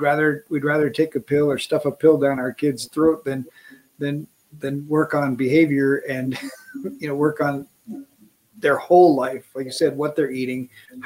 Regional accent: Wisconsin, United States; I grew up in Wisconsin

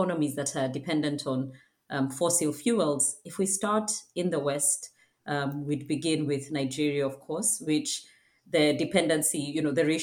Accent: Kenya; my home country, Kenya

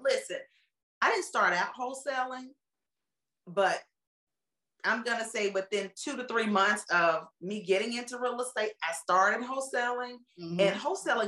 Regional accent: United States; I'm from Carolina

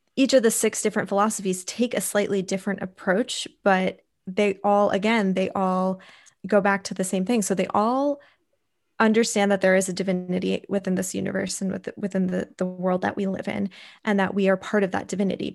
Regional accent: United States; growing up in America, not, I grew up in a primarily white community as well

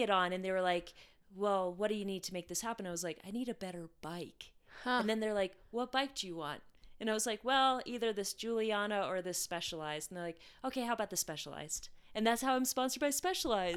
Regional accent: Alaska, United States; Revelate Designs, which is from my hometown in Alaska

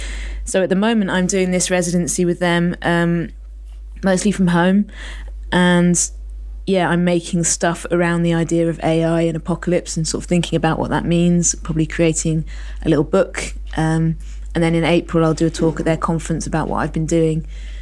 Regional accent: Isle of Man; I grew up on the Isle of Man, which not a particularly open place for people to turn up. As I grew up, I moved there when I was 14

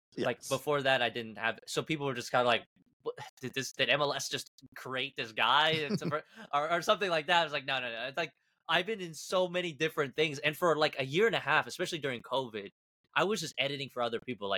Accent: Kansas, United States; also born or lived in Argentina; I was born in Argentina, moved to Kansas as a kid.

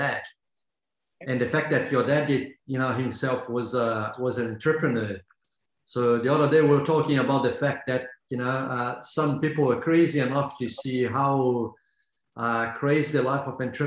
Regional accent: Brazil; I come from Brazil

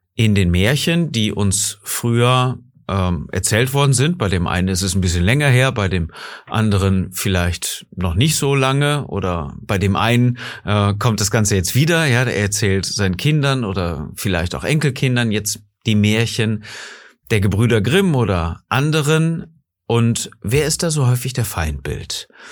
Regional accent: Germany; bei uns in Deutschland

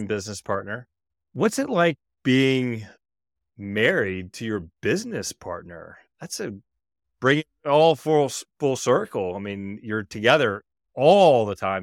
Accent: Mississippi, United States; growing up in Mississippi

